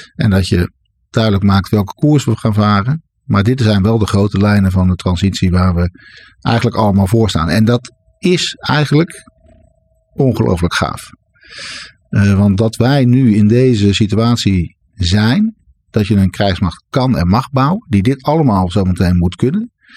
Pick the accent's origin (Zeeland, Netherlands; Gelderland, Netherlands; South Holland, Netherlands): South Holland, Netherlands; Schoonhoven; also born or lived in Schiedam; now in Breda, Netherlands; Ik kom uit Schiedam, waar ik geboren ben. En ik ben opgetogen in het Groene Hart in Schoonhoven en Bergambacht.